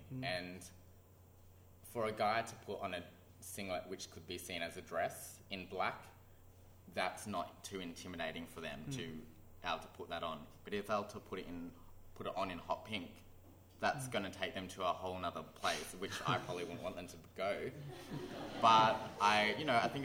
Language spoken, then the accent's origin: English; Canberra, Australian Capital Territory, Australia; I grew up in Canberra